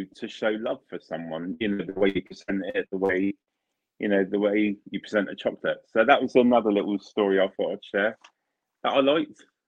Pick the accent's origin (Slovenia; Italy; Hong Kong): Italy; moved away; I'm from Italy originally